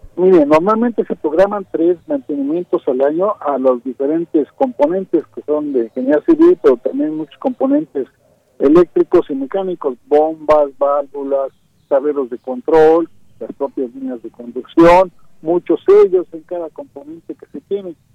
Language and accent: Spanish; Mexico City, Mexico; yo soy de la Ciudad de México